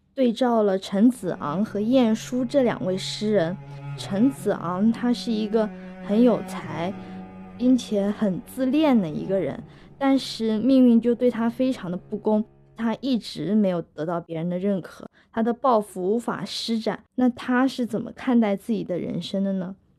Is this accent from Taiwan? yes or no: no; Hangzhou, Zhejiang, China; 我是杭州人，也就是一个江南人